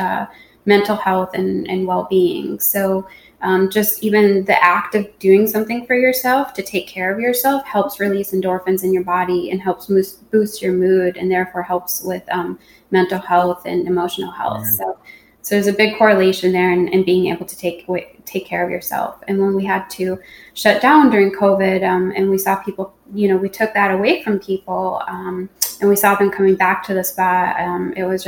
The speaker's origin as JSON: {"language": "English", "region": "Minnesota", "country": "United States", "tie": "born or raised there", "moved": "yes", "said": "my home state of Minnesota"}